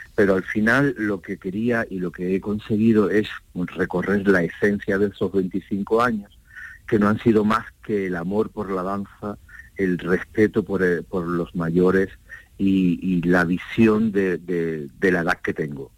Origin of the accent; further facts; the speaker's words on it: Jerez de la Frontera, Andalusia, Spain; en el sur de Andalucía, en Jerez de la Frontera, que es mi tierra